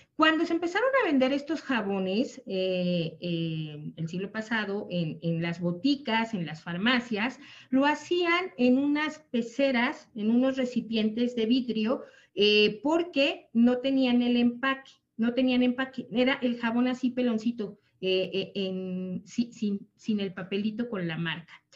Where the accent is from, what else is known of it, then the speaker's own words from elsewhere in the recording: Mexico; nosotros los mexicanos